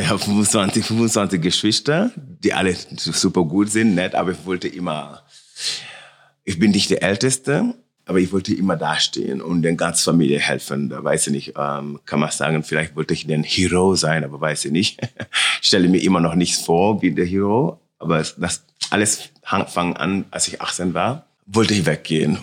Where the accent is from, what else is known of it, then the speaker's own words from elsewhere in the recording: Senegal; German is a second language; also born or lived in Milan / Paris; now in Munich, Germany; meine Heimat und meine richtige, richtige Zuhause ist in Senegal, bei meiner Mama